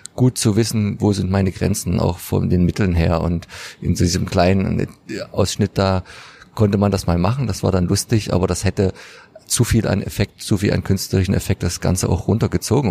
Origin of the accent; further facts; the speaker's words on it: Dresden, Saxony, Germany; als Dresdner